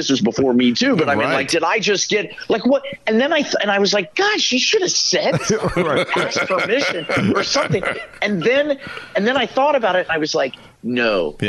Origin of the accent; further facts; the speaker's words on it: Kansas, United States; moved away as an adult; also born or lived in Illinois; I came from Kansas.